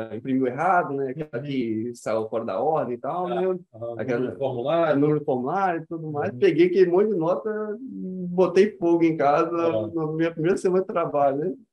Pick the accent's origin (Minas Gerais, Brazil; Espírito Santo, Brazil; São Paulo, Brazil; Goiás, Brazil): Espírito Santo, Brazil; Vitória; also born or lived in Cariacica; vim de família humilde, nasci aqui no Espírito Santo mesmo, né? Vitória. Vitória. Uhum. Só que eu moro em Cariacica, sempre moro em Cariacica, né? Uhum. perto da Água Branca, do prédio da Água Branca.